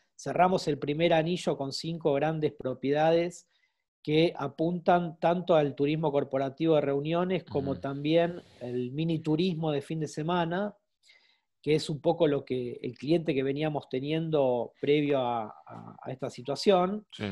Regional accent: Argentina; siendo argentino

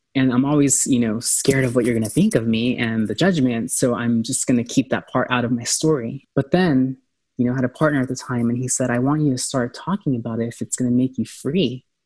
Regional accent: San Diego, California, United States; San Diego, I'm from San Diego, and that's where I started.

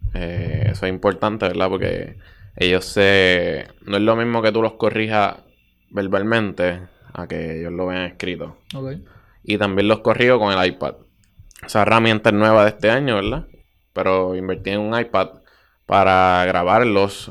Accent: Bayamón, Puerto Rico; soy de Bayamón eh, naturalmente, actualmente vivo en Bayamón

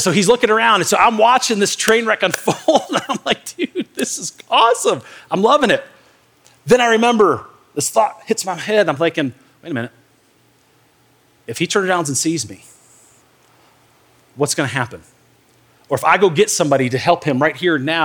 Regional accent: Michigan, United States; I grew up in Michigan in the north

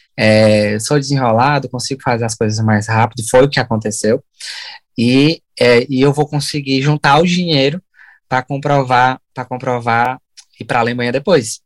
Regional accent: São Benedito, Ceará, Brazil; moved away as an adult; also born or lived in Sobral, Brazil; now in Ireland; Aí a gente saiu de, de São Benedito, que é a minha cidade natal, e fomos para Sobral morar lá e fazer essa faculdade

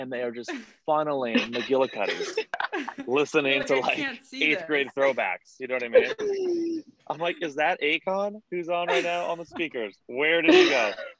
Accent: Boston, Massachusetts, United States; like born and raised Boston, literally born and raised East Boston.

